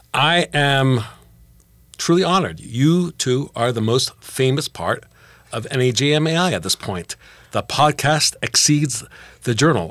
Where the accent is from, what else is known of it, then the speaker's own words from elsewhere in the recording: Geneva, Switzerland; moved away as an adult; now in United States; Growing up in Geneva